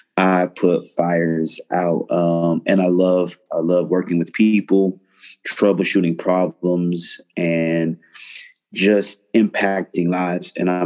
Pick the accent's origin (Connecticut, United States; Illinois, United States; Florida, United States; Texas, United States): Florida, United States; I'm a Floridian.